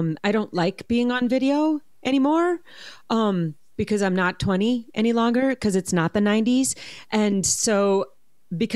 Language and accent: English; Wisconsin, United States; I'm from Wisconsin